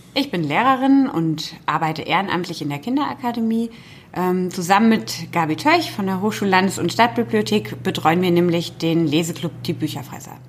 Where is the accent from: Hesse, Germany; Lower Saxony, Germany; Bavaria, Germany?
Hesse, Germany; Fulda; Ich komme direkt aus Fulda.